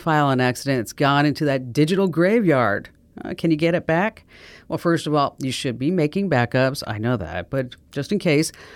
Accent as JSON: {"language": "English", "region": "New Jersey", "country": "United States", "said": "I'm from New Jersey"}